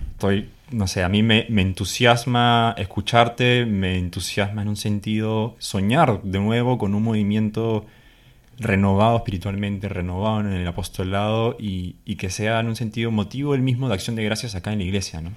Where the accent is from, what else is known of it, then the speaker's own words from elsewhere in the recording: Peru; moved away as an adult; soy peruano, tengo 24 años y tengo medio año viviendo aquí con el padre Luis